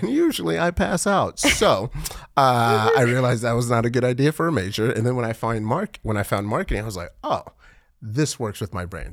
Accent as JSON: {"language": "English", "country": "Nigeria", "moved": "yes", "lives_now": "Texas, United States", "said": "I'm Nigerian"}